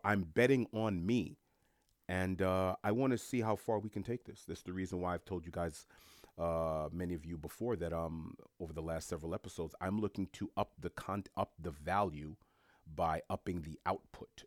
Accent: New York, United States; a New Yorker who's born and raised in New York

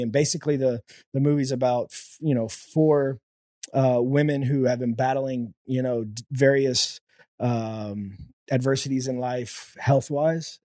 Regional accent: The Woodlands, Texas, United States; born and raised in the Woodlands, Texas

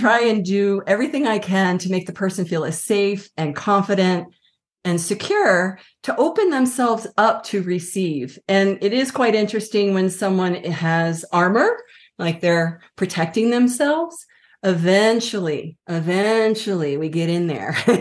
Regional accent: Washington, District of Columbia, United States; also born or lived in Colorado; now in Santa Fe, United States; I grew up on the East Coast, Washington, D C

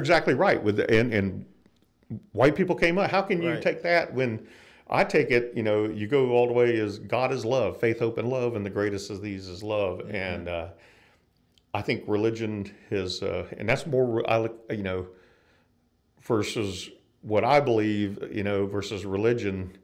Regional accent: North Florida, United States; moved away; I'm from Florida originally, North Florida, and uh, grew up there

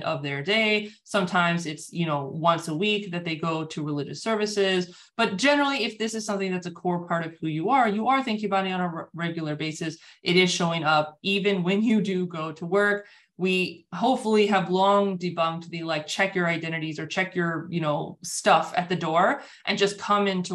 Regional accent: United States; I'm born and raised in the United States, so that's very much my context

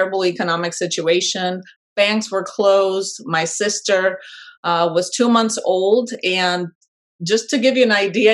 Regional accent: Panama; moved away as an adult; now in United States; I am originally from Panama, born and raised, and I moved abroad at an early age for a short period of time and then moved back to my home country.

